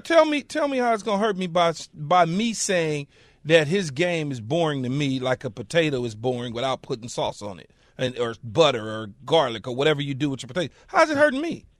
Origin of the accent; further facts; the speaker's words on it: Southern California, United States; now in Pennsylvania, United States; I'm from Southern Cal